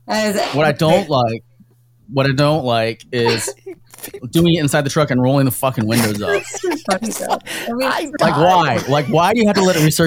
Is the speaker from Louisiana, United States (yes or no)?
no; Florida, United States; Growing up in Florida, everyone thought I was Hispanic.